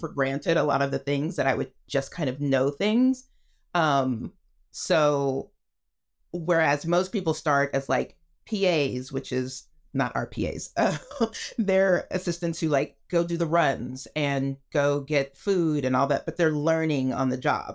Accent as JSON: {"language": "English", "region": "Texas", "country": "United States", "tie": "born or raised there", "moved": "as an adult", "lives_now": "Los Angeles, United States", "said": "I grew up in Texas"}